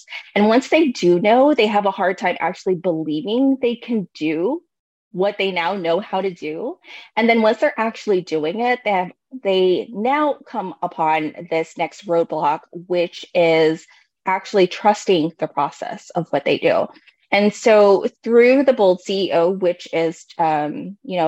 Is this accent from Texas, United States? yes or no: no; Bay Area, California, United States; now in Oregon, United States; I am also a Bay Area native, so I'm actually from California, but I currently reside here in Oregon